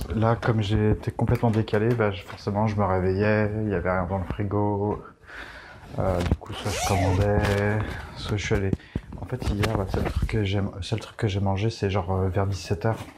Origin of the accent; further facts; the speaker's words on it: France; on est français